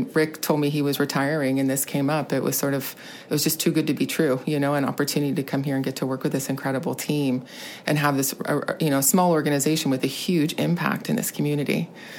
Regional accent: Petaluma, California, United States; moved away as an adult; also born or lived in New York; So I grew up in Petaluma. I'm a Sonoma County native

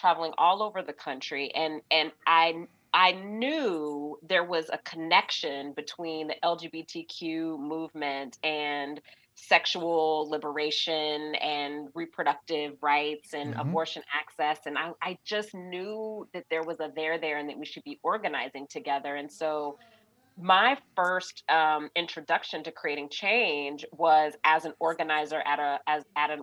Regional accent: Georgia, United States; my home state of Georgia

